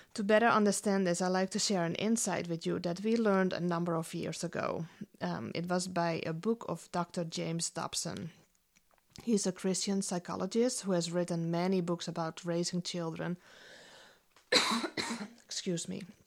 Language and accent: English; Netherlands; moved away as an adult; now in United States; I grew up in the Netherlands, um, was born and raised there